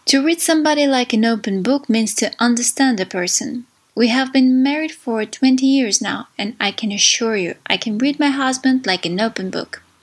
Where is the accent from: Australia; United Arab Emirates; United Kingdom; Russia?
Russia; Saint Petersburg; English is a second language; I'm from St. Petersburg, Russia.